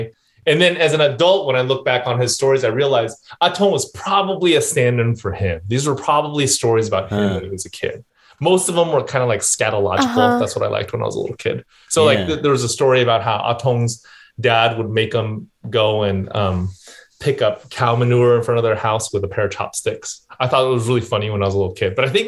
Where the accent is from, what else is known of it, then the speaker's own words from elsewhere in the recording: Saratoga, California, United States; also born or lived in East Bay, California; I have spent my whole life here in the Bay Area. So I grew up in the South Bay, and then I went up to the East Bay for college, lived there for a number of years before moving back down to the South Bay.